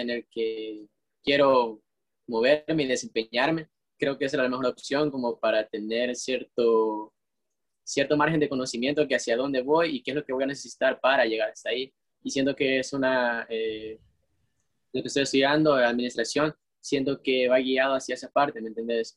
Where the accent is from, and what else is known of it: El Salvador